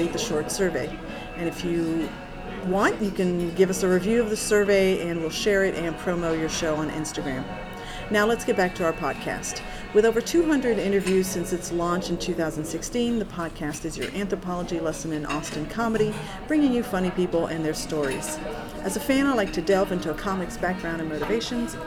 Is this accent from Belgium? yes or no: yes; Belgium; now in United States; I was born in Belgium